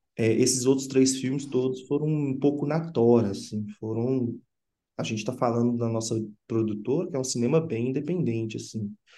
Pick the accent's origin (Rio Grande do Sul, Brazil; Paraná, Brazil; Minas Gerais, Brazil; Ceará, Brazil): Minas Gerais, Brazil; Sabará; also born or lived in Belo Horizonte; a minha cidade onde eu cresci é em Sabará, que fica na região metropolitana